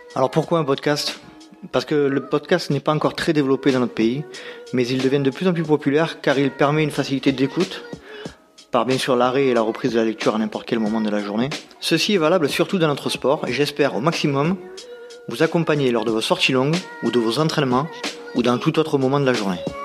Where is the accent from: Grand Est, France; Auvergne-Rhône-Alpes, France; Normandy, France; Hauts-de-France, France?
Hauts-de-France, France; Nord-Pas-de-Calais; accent: Nord-Pas-de-Calais; mon accent du Nord-Pas-de-Calais